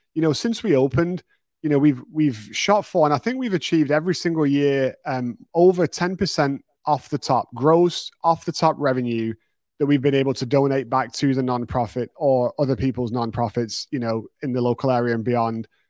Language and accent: English; United Kingdom; moved away as an adult; now in Texas, United States; my first business, my second business back in the U K